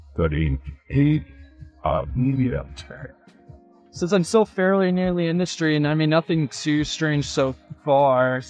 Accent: Florida, United States; I was born and raised in Florida

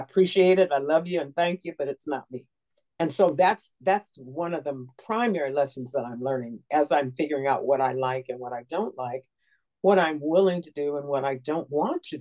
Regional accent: United States; moved away; I am an American and proud to be

